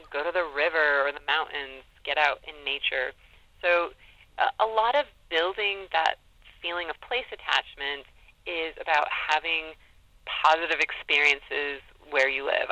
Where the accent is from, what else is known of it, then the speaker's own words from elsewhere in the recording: Southern California, United States; also born or lived in Ames, Iowa; now in Blacksburg, United States; I grew up in Southern California